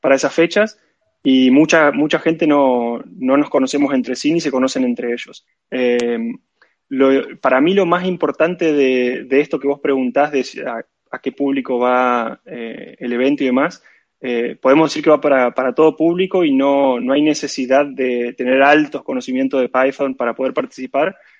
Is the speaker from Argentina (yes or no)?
yes; Argentina; moved away as an adult; now in Barcelona, Spain; soy de Argentina